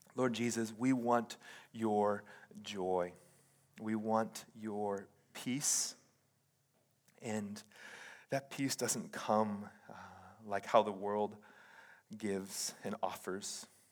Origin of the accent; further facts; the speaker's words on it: Hawaii, United States; moved away as an adult; now in Oregon, United States; I did pastoring in Hawaii